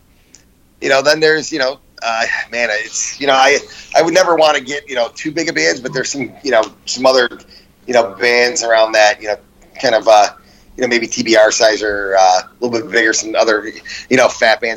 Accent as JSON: {"language": "English", "town": "Chicago", "region": "Illinois", "country": "United States", "tie": "born or raised there", "said": "growing up in Chicago"}